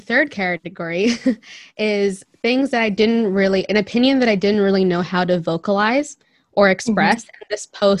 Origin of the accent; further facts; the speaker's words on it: India; I'm a Christian minority in India.